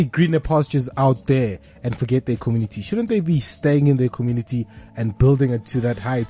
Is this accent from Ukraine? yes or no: no; Mogale City, Gauteng, South Africa; I'm from Mogale City.